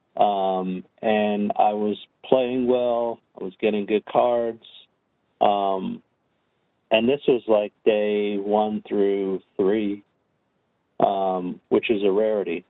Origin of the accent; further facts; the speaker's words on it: New Jersey, United States; growing up in New Jersey, spent quite a bit of time in in Atlantic City